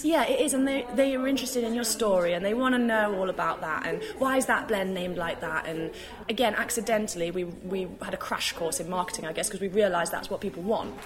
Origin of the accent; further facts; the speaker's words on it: United Kingdom; as British people, we